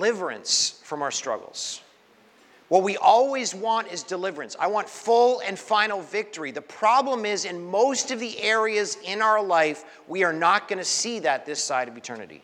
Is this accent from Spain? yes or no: no; Canada; now in Brooklyn, United States; I was born in Canada